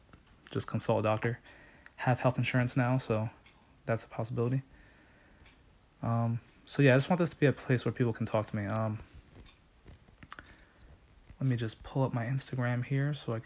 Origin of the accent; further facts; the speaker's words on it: New Jersey, United States; moved away as an adult; now in Pennsylvania, United States; I was from New Jersey